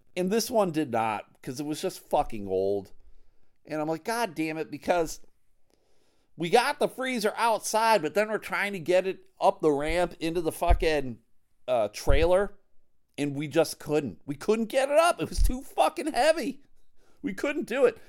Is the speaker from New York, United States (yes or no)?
yes; Buffalo, New York, United States; now in Michigan, United States; I'm from Buffalo, New York